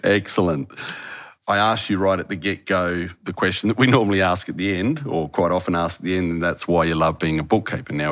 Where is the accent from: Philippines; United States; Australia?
Australia; Harvey, Western Australia; moved away as an adult; my hometown is a little place called Harvey. Haven't lived there for nearly thirty years